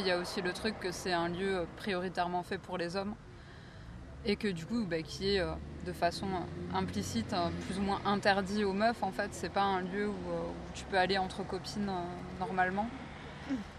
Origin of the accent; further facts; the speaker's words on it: near Carcassonne, Occitania, France; j'ai grandi à côté de Carcassonne